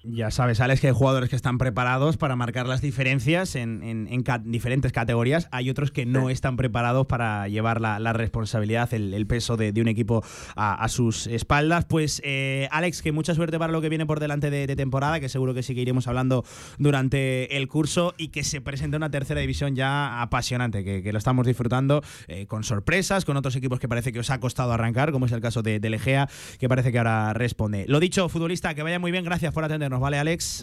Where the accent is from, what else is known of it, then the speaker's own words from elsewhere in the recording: Alcorisa, Aragon, Spain; sea mi pueblo